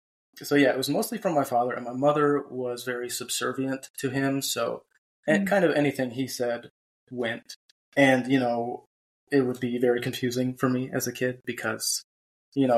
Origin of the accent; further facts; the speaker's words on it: Cleveland, Ohio, United States; now in North Carolina, United States; I grew up in Cleveland, Ohio, and now I live in North Carolina